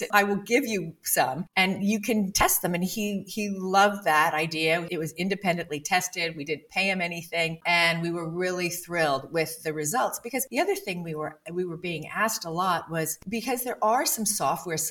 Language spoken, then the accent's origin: English; Bermuda; I grew up in Bermuda before sunblock.